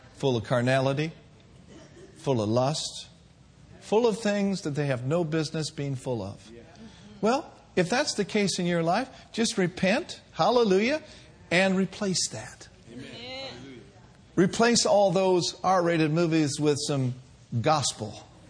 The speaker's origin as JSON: {"language": "English", "region": "the North", "country": "United States", "said": "I'm from the North."}